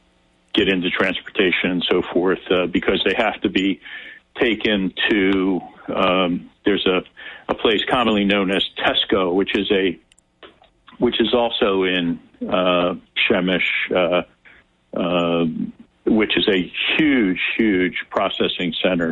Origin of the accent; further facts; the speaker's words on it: United States; we're from America